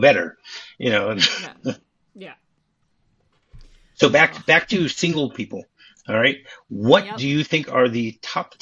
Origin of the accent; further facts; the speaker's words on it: Detroit, Michigan, United States; Detroit, my hometown